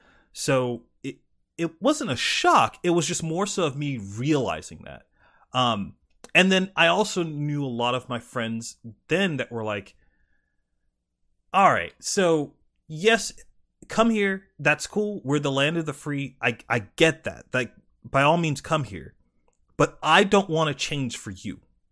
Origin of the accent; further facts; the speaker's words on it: South Carolina, United States; Like, and this could be from growing up in South Carolina and, like, being exposed to that, like, heavily.